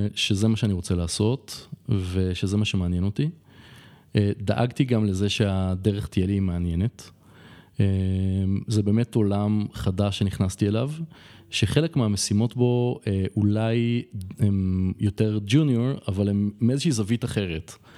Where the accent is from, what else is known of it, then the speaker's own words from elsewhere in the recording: Israel; moved away as an adult; now in Colombia; בתור ישראלי